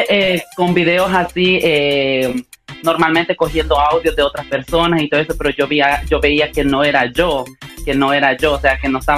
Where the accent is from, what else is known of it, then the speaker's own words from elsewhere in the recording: Honduras; O sea, ellos ya mm. saben eh, nuestra manera de hablar y todo esto. La gente dice, no, este es de Honduras, sí o sí.